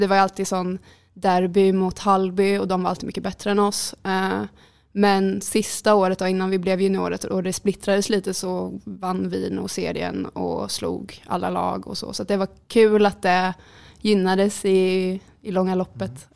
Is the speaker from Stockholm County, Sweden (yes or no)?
no; Jönköping, Jönköping County, Sweden; moved away as an adult; now in Skövde, Sweden; jag kommer från Jönköping